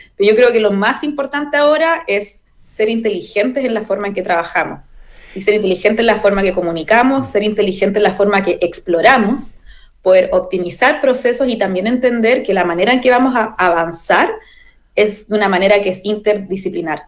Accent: Chile; also born or lived in Valdivia; parte de la identidad que somos como chilenos

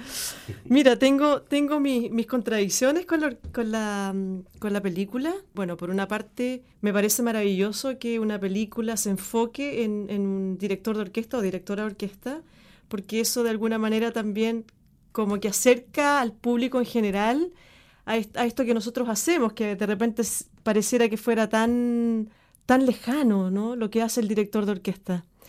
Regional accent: Chile; moved away as an adult; also born or lived in Argentina; desde mi experiencia como chilena

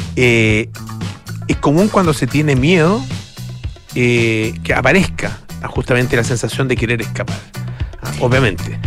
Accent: Chile; los chilenos somos, los hombres chilenos somos

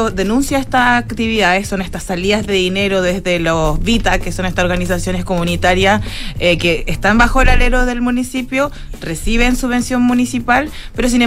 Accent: Vitacura, Santiago Metropolitan Region, Chile; Vitacura tiene como una especie de halo de gente que nos conocemos todos y nos queremos porque somos de Vitacura.

